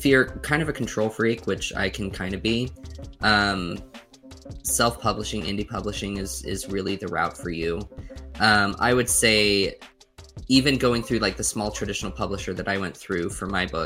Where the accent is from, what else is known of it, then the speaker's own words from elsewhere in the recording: Southeast Idaho, United States; born and raised in Southeast Idaho, which is a real place.